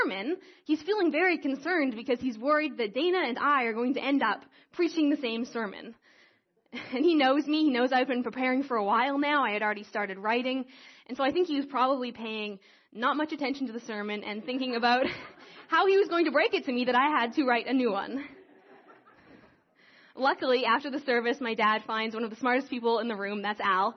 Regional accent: Creston, British Columbia, Canada; moved away as an adult; now in Calgary, Canada; I grew up in Creston, and I grew up in this church

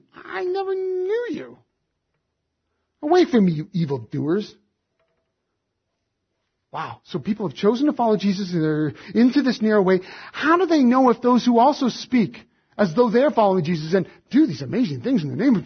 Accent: Alberta, Canada; moved away; I was raised in Alberta too

